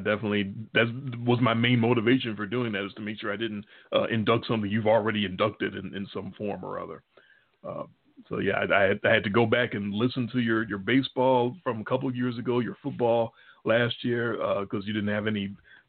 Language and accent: English; Chicago, Illinois, United States; accent: Chicago; We're from Chicago, obviously. You can tell by our accents, our Chicago accents.